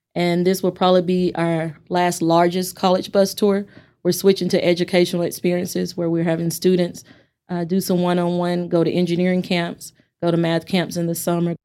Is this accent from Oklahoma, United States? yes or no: no; Amarillo, Texas, United States; I'm from Amarillo, I'm from A C and W T